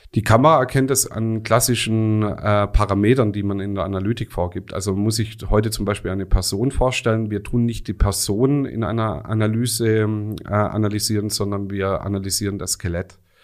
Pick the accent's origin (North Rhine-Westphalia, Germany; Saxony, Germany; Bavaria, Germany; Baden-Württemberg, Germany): Baden-Württemberg, Germany; Rems Valley; komme hier aus dem wunderschönen Remstal, ganz um mhm. die Ecke